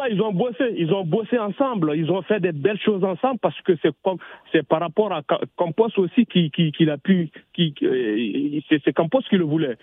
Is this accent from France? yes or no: yes; Marseille, Provence-Alpes-Côte d'Azur, France; Je suis Marseillais